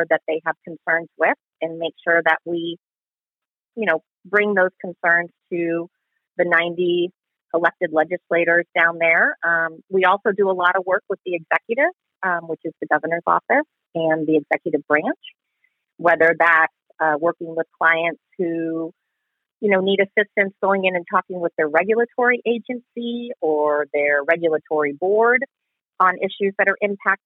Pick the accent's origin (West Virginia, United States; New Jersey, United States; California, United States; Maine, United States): California, United States; Southern; moved away as an adult; now in Arizona, United States; I was raised in Southern California